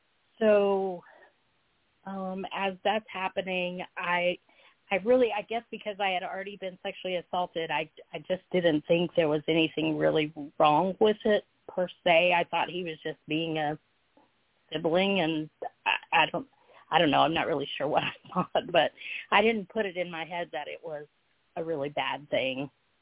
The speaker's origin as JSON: {"language": "English", "region": "Texas", "country": "United States", "tie": "born or raised there", "also_born_or_lived": "Georgia", "said": "So I was born in Georgia, and I lived there for just a few short months because my father was in the military, so we moved to Texas."}